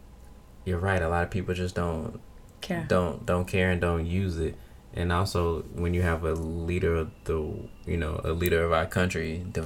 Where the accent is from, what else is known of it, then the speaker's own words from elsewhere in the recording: United States; as an American.